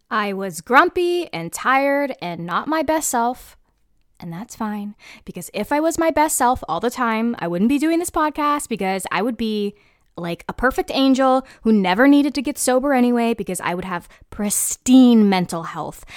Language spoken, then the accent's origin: English; United States; an American citizen